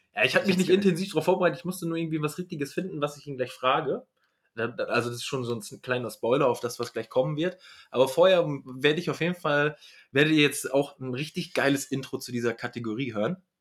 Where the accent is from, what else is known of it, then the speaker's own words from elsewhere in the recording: Northern Germany, Germany; ich komme ja aus dem Norddeutschen